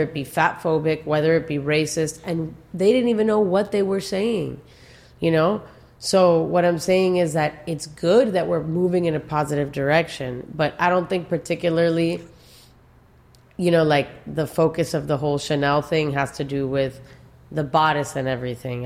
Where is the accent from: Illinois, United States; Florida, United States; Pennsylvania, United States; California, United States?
Florida, United States; Miami; born and raised in Miami